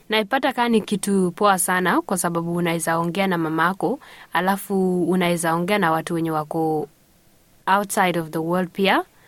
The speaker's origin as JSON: {"language": "Swahili", "country": "South Sudan", "moved": "yes", "said": "nimetoka South Sudan mi ni mdinka"}